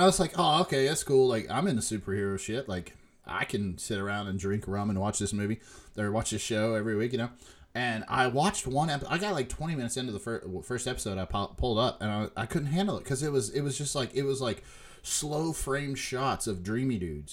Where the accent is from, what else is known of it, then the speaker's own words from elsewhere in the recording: Huntington, West Virginia, United States; moved away; we're from Huntington, West Virginia